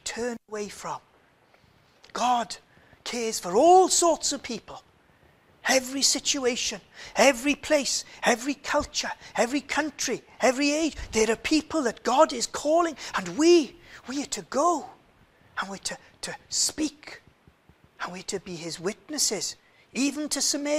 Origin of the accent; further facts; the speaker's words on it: Swansea, Wales, United Kingdom; moved away as an adult; now in Cardiff, United Kingdom; I'm from Swansea.